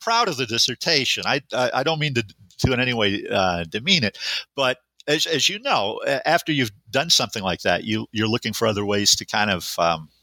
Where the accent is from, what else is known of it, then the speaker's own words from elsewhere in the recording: Western New York, United States; moved away as an adult; also born or lived in Buffalo, New York; now in Montana, United States; I was born and raised in Western New York